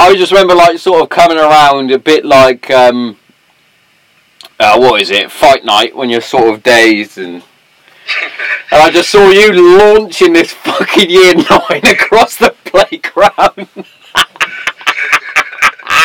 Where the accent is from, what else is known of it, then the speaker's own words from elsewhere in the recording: Swindon, South West England, United Kingdom; born in Cardiff. Wasn't until I got my passport and I went, ah, that definitely says Swindon